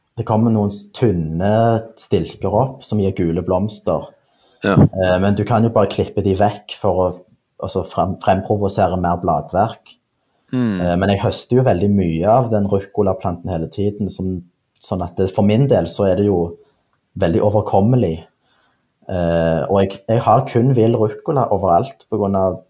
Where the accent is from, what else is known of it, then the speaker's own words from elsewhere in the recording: Stavanger, Rogaland, Norway; jeg er jo fra Stavanger